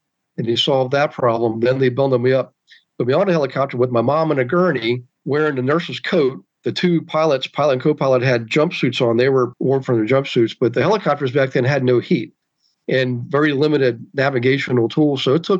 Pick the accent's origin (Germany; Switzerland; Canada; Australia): Germany; Bavaria; born there; It was in Bavaria, right on the Czechoslovakian border, in an army field clinic.